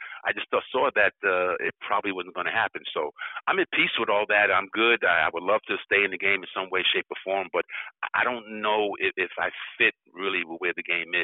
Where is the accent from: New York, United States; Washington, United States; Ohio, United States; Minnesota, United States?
New York, United States; I grew up in New York